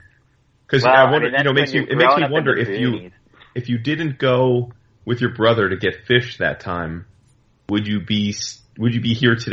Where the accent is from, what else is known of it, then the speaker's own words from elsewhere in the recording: New Jersey, United States; I grew up in Central Jersey, so not far geographically from where you're talking about, and we were totally believers in the Pine Barrens in the Jersey Devil.